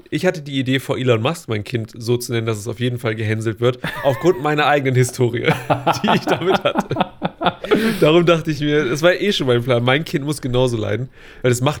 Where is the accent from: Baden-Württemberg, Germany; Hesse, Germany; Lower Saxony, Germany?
Lower Saxony, Germany; Hanover; bei mir als echter Hannoveraner